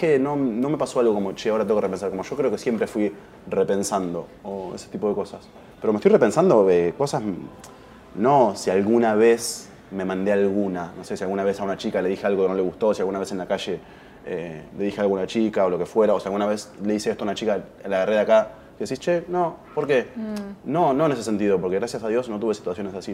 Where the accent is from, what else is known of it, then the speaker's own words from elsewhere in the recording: Argentina; somos argentinos